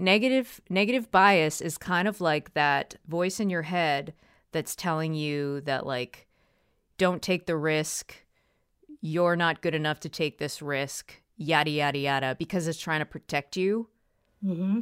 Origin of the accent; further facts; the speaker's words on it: Walpole, Massachusetts, United States; I grew up in Walpole, Massachusetts